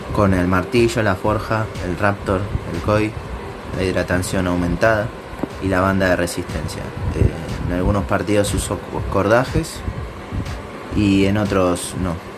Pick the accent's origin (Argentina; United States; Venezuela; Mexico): Argentina; now in Spain; soy de Argentina, pero vivo en España